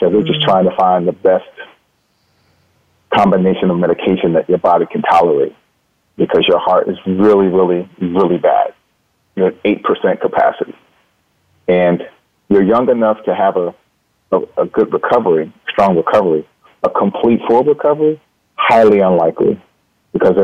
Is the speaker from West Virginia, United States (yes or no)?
no; North New Jersey, United States; I grew up in North New Jersey